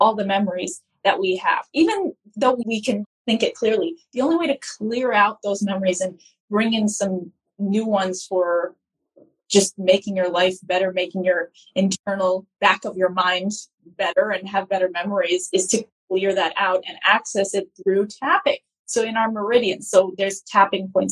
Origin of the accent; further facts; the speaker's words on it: United States; moved away as an adult; now in Lebanon; I was born in America, and until I graduated from public school